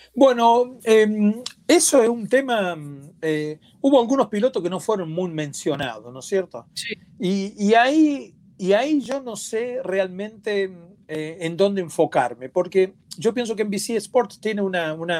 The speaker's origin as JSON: {"language": "Spanish", "country": "Argentina", "said": "como decimos en mi país, en Argentina"}